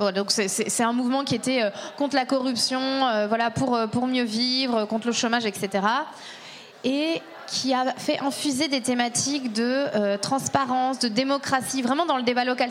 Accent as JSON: {"language": "French", "area": "Burgundy", "region": "Bourgogne-Franche-Comté", "country": "France", "said": "je viens de Bourgogne"}